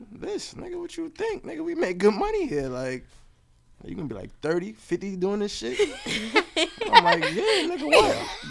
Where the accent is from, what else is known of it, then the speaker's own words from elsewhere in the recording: Brooklyn, New York, United States; Brooklyn. East New York.